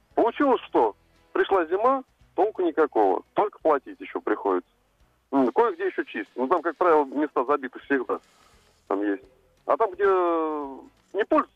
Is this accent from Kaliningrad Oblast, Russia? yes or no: yes; Kaliningrad, Kaliningrad Oblast, Russia; из Калининграда.